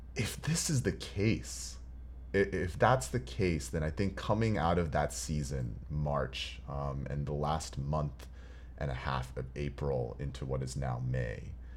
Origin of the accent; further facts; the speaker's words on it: Houston, Texas, United States; now in Los Angeles, United States; growing up in Houston